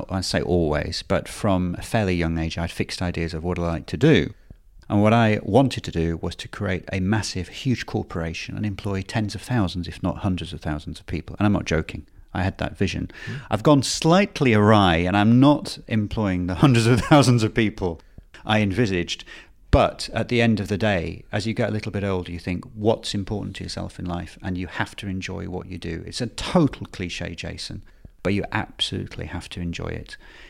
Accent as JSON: {"language": "English", "town": "Bradford", "region": "Yorkshire and the Humber", "country": "United Kingdom", "tie": "born there", "said": "I was born in Bradford, indeed."}